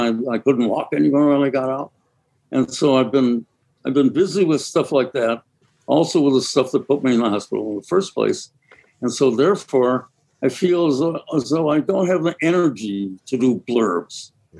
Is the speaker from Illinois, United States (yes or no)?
no; Milwaukee, Wisconsin, United States; because I'm from Milwaukee.